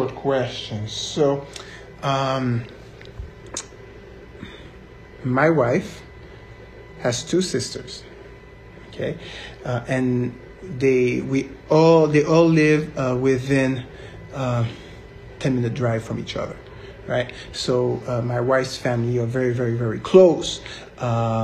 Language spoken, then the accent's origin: English; Montreal, Quebec, Canada; now in United States; I'm from Montreal, but from Haitian parents